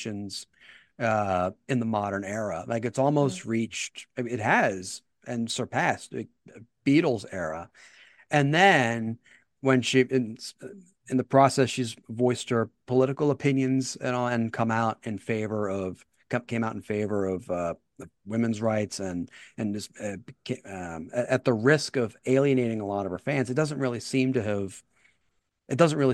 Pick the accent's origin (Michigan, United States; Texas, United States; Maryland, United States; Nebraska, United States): Maryland, United States; Baltimore; my hometown team, the Baltimore Ravens